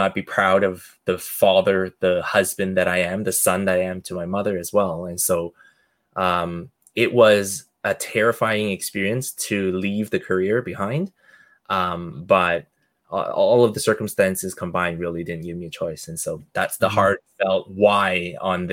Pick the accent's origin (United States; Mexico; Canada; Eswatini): Canada; I'm Canadian born, but hardworking Asian family